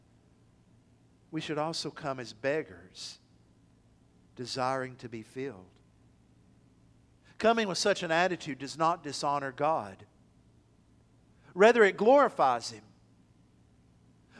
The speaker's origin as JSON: {"language": "English", "town": "Athens", "country": "United States", "tie": "born or raised there", "moved": "yes", "said": "It's a 2.5-hour drive from here to my hometown of Athens"}